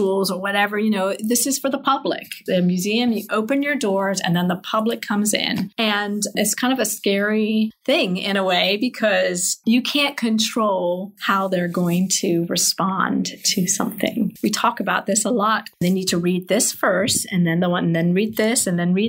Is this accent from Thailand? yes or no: no; England, United Kingdom; moved away as an adult; now in United States; I grew up in England